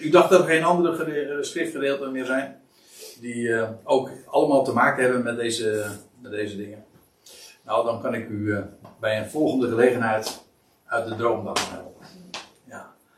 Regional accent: Netherlands

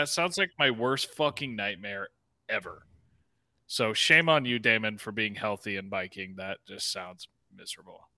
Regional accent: near Atlanta, Georgia, United States; born or raised there; moved away

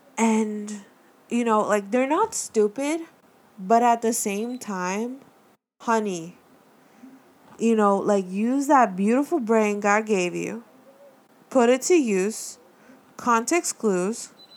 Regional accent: Miami, Florida, United States; I'm from Miami. I, born and raised

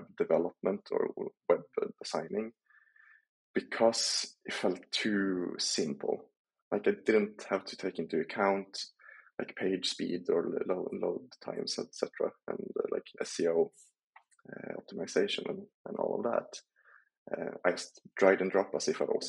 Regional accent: Sundsvall, Västernorrland County, Sweden; moved away as an adult; now in France; I moved from my home town in Sundsvall in Sweden to go to France.

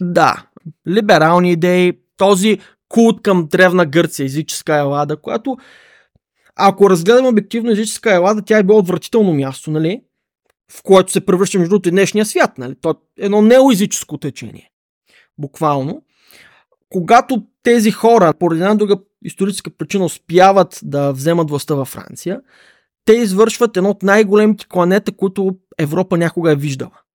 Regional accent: Bulgaria; като българин

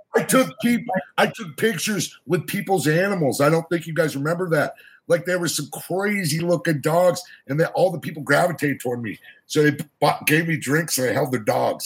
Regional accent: Boston, Massachusetts, United States; Boston, Massachusetts, the home of …

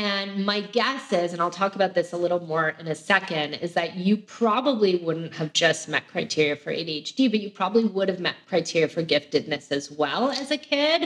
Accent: Canada; now in United States; I'm also originally from Canada

